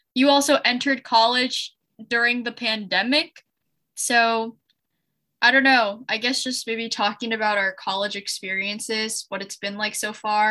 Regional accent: Ann Arbor, Michigan, United States; my high school is like 10 minutes away. And I'm also from Michigan.

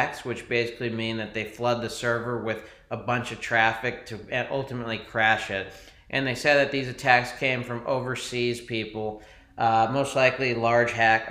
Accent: United States; we're American

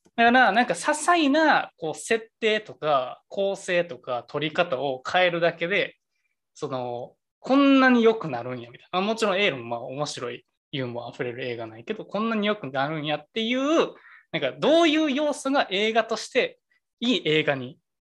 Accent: Kansai, Japan; 俺ら関西出身

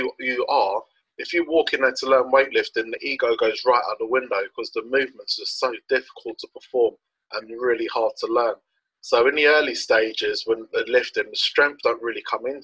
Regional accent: London, United Kingdom; moved away as an adult; I'm originally from West London. I lived on the White City Estate pretty much from when I was born up to when I was about 21 years old.

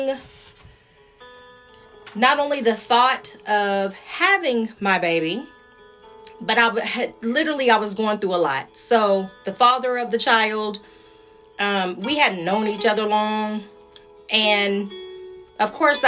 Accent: Austin, Texas, United States; also born or lived in Dallas; I was from Austin and he lived in Dallas, and that I was new to Dallas.

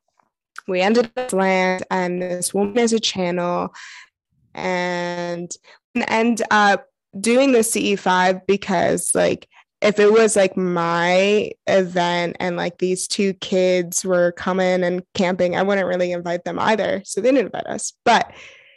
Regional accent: New York City, New York, United States; I'm originally from New York City, Brooklyn area

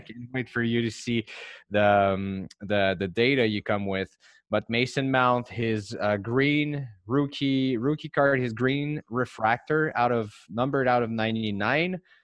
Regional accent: Montreal, Quebec, Canada; English is a second language; I'm from Montreal, so Hockey is the big national sport here

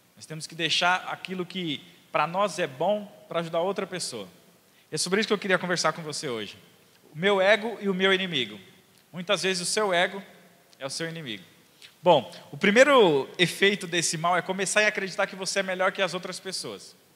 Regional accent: São Paulo, Brazil; eu sou de quebrada, eu sou de Itaquera

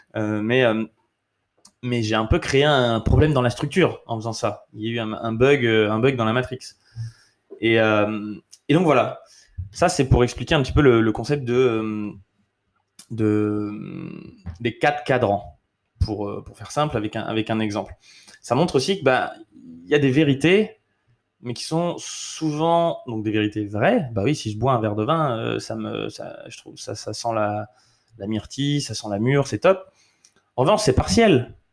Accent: France; also born or lived in United States; je suis français

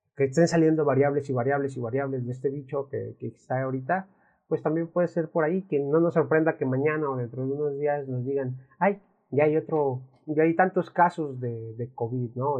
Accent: Mexico; al menos aquí en México, y hablamos de México porque somos de México

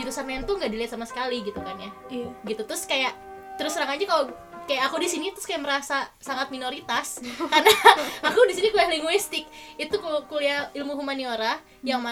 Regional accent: Indonesia; moved away as an adult; now in Germany; kalau aku dari Indonesia

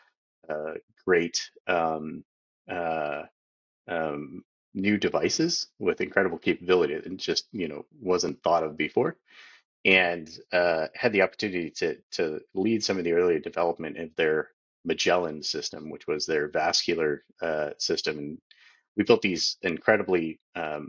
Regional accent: Tracy, California, United States; So I grew up in California, born and raised in the Central Valley, actually a town called Tracy.

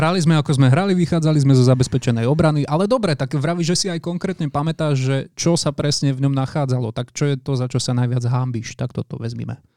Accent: Žilina, Žilina Region, Slovakia; Ja pochádzam zo Žiliny

